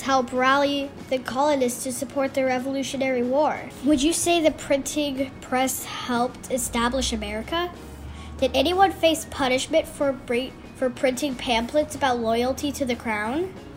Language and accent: English; Oklahoma, United States; I'm 10 years old, and I'm from Oklahoma